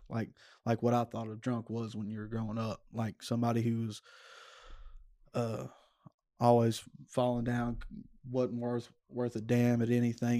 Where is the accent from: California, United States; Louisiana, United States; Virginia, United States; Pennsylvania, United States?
Louisiana, United States; Stonewall; I grew up Stonewall, uh, about fifteen, twenty minutes south of Shreveport